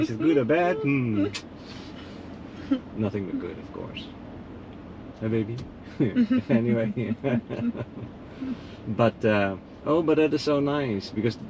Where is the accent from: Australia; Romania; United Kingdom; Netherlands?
Netherlands; English is a second language; moved away; I'm from the Netherlands.